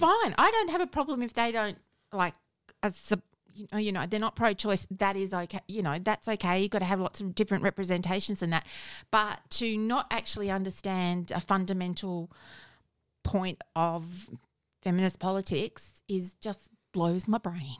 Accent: South Australia, Australia; I'm from South Australia

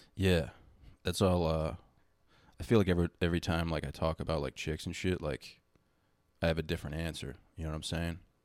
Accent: Baltimore, Maryland, United States; moved away; also born or lived in Boston; I was born in Baltimore

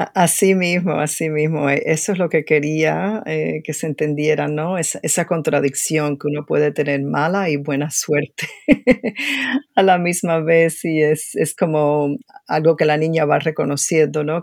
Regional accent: Cuba; now in United States; como antropóloga y como cubana

